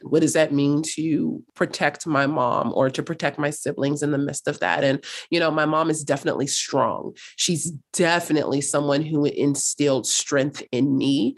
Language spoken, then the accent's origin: English; Los Angeles, California, United States; also born or lived in North Hollywood, California / Cape Town, South Africa; I was raised in South Los Angeles. I grew up there until, gosh, I was about sixteen